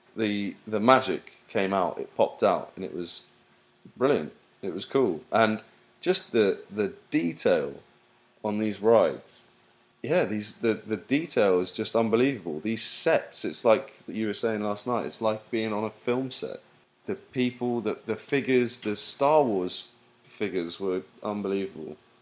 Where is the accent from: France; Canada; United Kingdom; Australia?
United Kingdom; now in United States; I'm so British